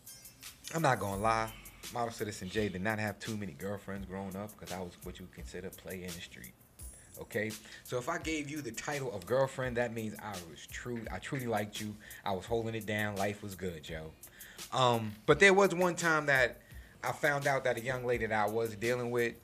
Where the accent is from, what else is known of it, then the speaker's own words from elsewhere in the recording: New York City, New York, United States; I'm from Queens